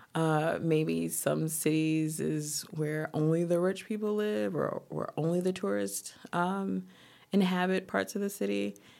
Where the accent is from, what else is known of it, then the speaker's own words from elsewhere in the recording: Tallahassee, Florida, United States; also born or lived in Boston; now in Paris, France; I'm originally from Tallahassee, Florida.